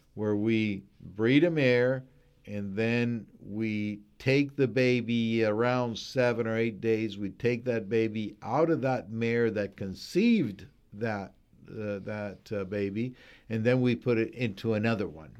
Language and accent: English; Colombia; moved away as an adult; I am originally from Colombia